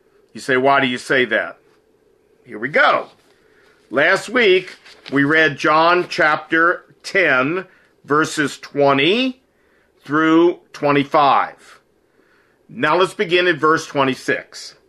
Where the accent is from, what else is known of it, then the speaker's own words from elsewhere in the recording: Chicago, Illinois, United States; now in Seoul, South Korea; I'm originally from Chicago, and I currently live in Seoul, Korea.